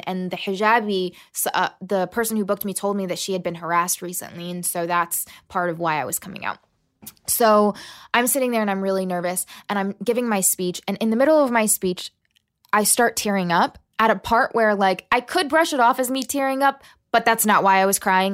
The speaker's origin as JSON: {"language": "English", "town": "La Plata", "region": "Maryland", "country": "United States", "tie": "born or raised there", "also_born_or_lived": "Huntington, West Virginia / Birmingham, Alabama / Selma, Alabama", "said": "I was born in West Virginia, then I lived in Birmingham and Selma, Alabama, and then I grew up in Southern Maryland"}